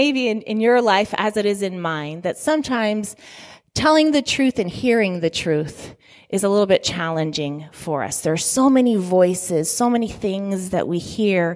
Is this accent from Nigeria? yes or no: no; Italy; moved away; I was born in Italy